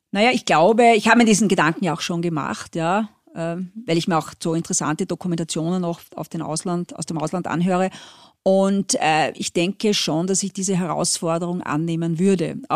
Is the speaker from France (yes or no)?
yes; France; now in Austria; ich bin ja teilweise in Frankreich aufgewachsen, äh, Österreich ist schon ein bisschen speziell.